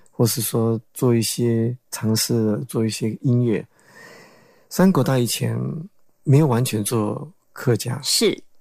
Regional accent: Paraguay; now in Taiwan; 九岁去了那边

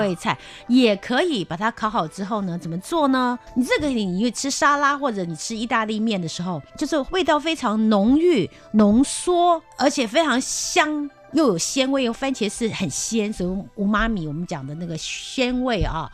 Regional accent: Taiwan; also born or lived in Rotterdam, Netherlands; 我们台湾人都吃的那个挂包

